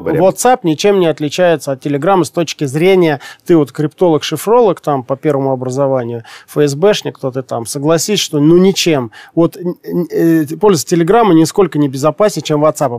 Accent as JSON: {"language": "Russian", "region": "Siberia", "country": "Russia", "said": "Я тоже сибиряк"}